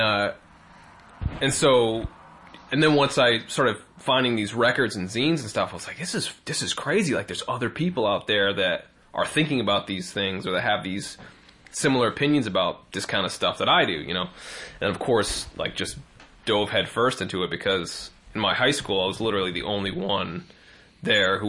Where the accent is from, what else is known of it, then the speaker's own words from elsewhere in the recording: Martha's Vineyard, Massachusetts, United States; I grew up in Martha's Vineyard.